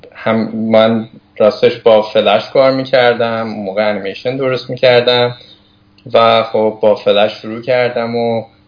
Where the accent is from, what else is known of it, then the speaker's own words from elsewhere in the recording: Tehran, Tehran Province, Iran; also born or lived in Hamadan; تهران هستم توی محله گیشا هم بزرگ شدم